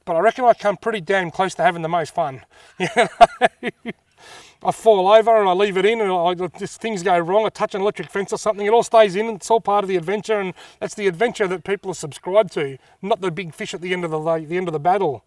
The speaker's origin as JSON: {"language": "English", "town": "Wangaratta", "region": "Victoria", "country": "Australia", "tie": "born or raised there", "also_born_or_lived": "Albury-Wodonga", "said": "I was born in Wangarata in nineteen seventy-five. I've pretty much lived there ever since, apart from a couple of years living in Aubrey Wodonga"}